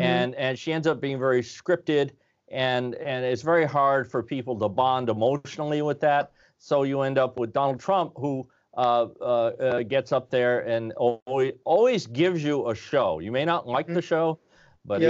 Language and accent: English; Vermont, United States; also born or lived in San Diego; I'm from Vermont.